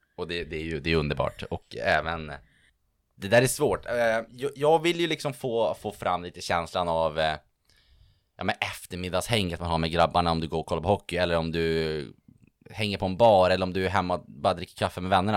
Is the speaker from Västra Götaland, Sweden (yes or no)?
no; Örnsköldsvik, Västernorrland County, Sweden; moved away as an adult; also born or lived in Uppsala; now in Stockholm, Sweden; från Örnsköldsvik, född och uppvuxen mitt ute ingenstans där, men väldigt nöjd över det. Bor nu i Stockholm